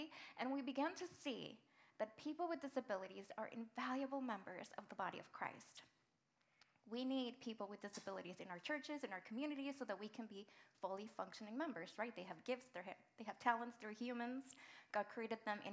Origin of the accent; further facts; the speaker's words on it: Mexico; moved away as an adult; And I'm an immigrant. I moved here from Mexico when I was 17.